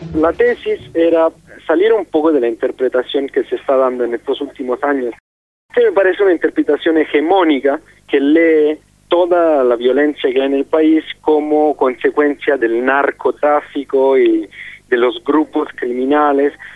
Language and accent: Spanish; Italy; moved away as an adult; now in Mexico; soy un periodista italiano y llevo siete años trabajando en, México desde principios de 2009.